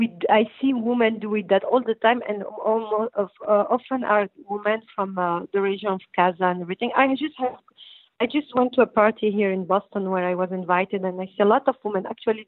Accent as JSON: {"language": "English", "region": "Tanger-Tetouan-Al Hoceima", "country": "Morocco", "also_born_or_lived": "Belgium", "second_language": "English", "said": "I come from North Morocco. I'm a Jebelia style girl, which I live in Tangier."}